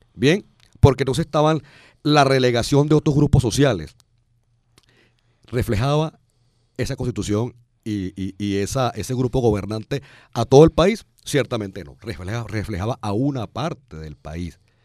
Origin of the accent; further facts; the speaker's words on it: Venezuela; quiénes somos o cómo somos los venezolanos